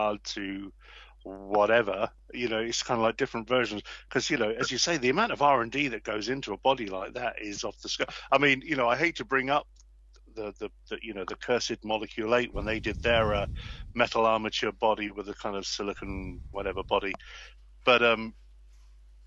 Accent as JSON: {"language": "English", "region": "England", "country": "United Kingdom", "said": "I'm English"}